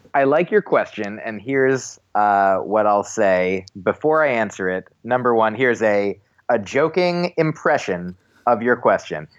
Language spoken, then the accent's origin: English; New Jersey, United States; moved away as an adult; also born or lived in Boston; now in New York City, United States; I grew up in New Jersey